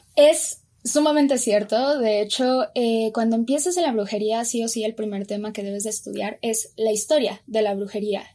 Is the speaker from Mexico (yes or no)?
yes; Mexico; si yo soy mexicana